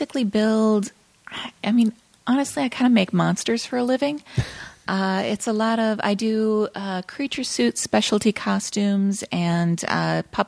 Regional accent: South Dakota, United States; moved away as an adult; also born or lived in Okinawa, Japan; now in Los Angeles, United States; I grew up in South Dakota.

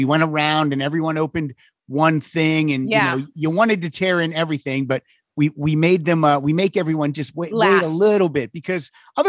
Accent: Pennsylvania, United States; I grew up in Pennsylvania, very small town.

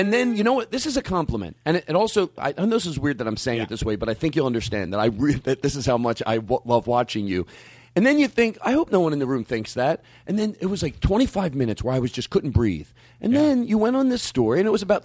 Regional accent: Philadelphia, Pennsylvania, United States; Philadelphia, because that's my hometown

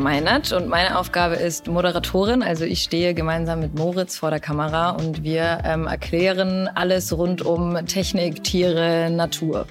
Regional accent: Peru; moved away; Ich komme ursprünglich aus Peru

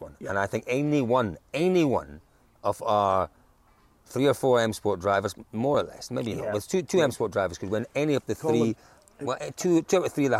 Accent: Scotland, United Kingdom; as a Scotsman

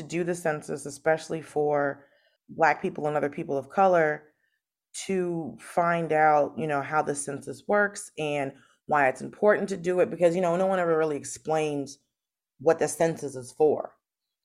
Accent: Atlanta, Georgia, United States; moved away as an adult; also born or lived in Miami, Florida / Los Angeles, California; now in New York, United States; most of my life I spent in Georgia and I spent in Atlanta. And I'm very much a Georgian and very much an Atlanta, you know, native according to the Atlanta rules, because I graduated from high school there

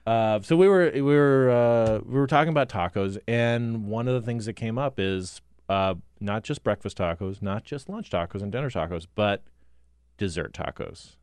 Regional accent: Cottonwood, Arizona, United States; now in Washington, United States; Cottonwood, my hometown

